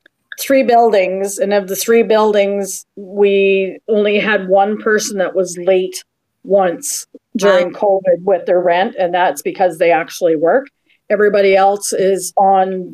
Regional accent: Kingston, Ontario, Canada; now in Winnipeg, Canada; I'm originally from Kingston

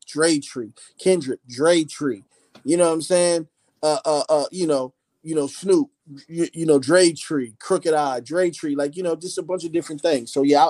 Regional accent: Philadelphia, Pennsylvania, United States; born there; moved away; I was born in Philly. I ended up moving to the West. Of course, I would go back home to see my grandparents and aunts and things like that.

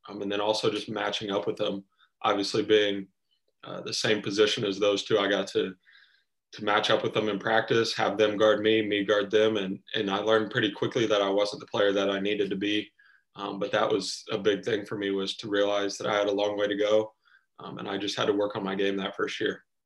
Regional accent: Anderson, Indiana, United States; growing up in Indiana, um, I'm a family guy

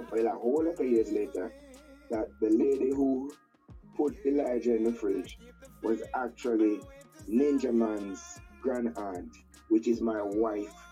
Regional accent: Grange, Westmoreland, Jamaica; I'm from a uh, content.

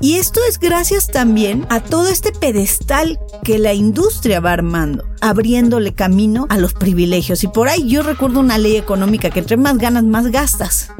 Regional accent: Mexico; así somos los latinos y en especial en México

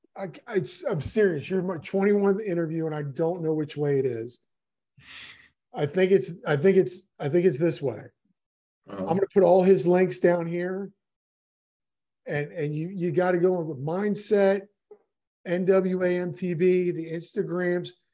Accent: Miami, Florida, United States; I'm from Miami

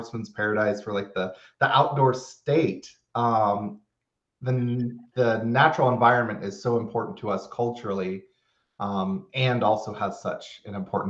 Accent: Florida, United States; now in Louisiana, United States; Where I grew up in Florida

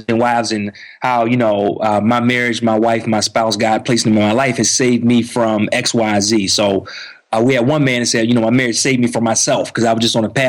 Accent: D.C. area, Maryland, United States; moved away as an adult; now in Atlanta, United States; I grew up in Maryland in the D.C. area. Now we actually have moved and we live, like you mentioned, in Atlanta, outside of Atlanta

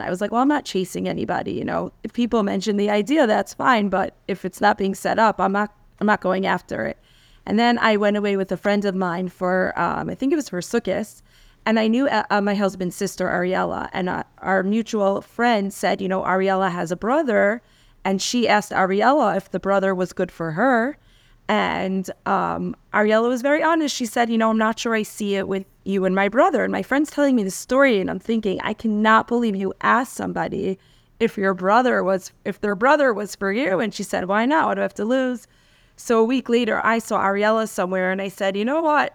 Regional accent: New York City, New York, United States; also born or lived in Washington Heights, New York; So I grew up in Queens in New York

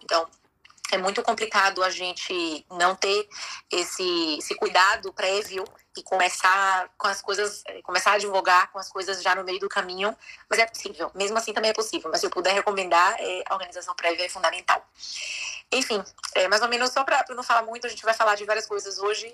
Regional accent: Bahia, Brazil; moved away as an adult; now in Spain; sou brasileira, baiana, e há oito anos moro na Espanha

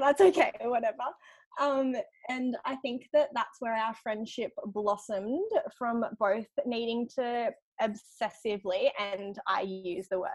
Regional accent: Grafton, New South Wales, Australia; now in Gold Coast, Australia; I grew up in Grafton

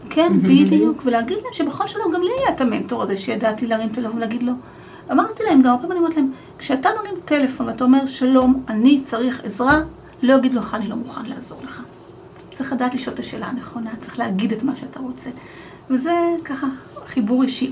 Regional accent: Arad, Southern District, Israel; moved away as an adult; now in Kfar Saba, Israel; גם אני גדלתי בפריפריה. גדלתי בערד

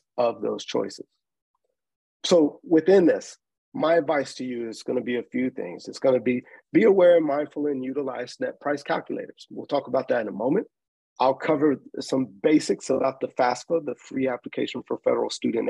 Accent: Nashville, Tennessee, United States; I'm originally from Nashville, Tennessee. I grew up in the public school system.

